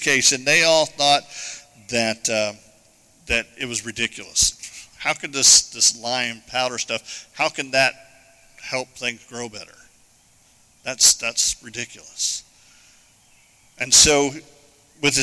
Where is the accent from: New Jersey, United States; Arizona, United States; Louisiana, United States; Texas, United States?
Arizona, United States; moved away; I grew up in Arizona.